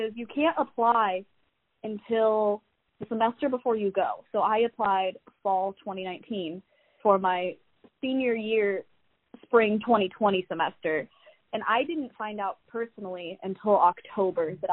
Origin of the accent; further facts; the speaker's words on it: Indiana, United States; go to school in my home state and be close enough to my family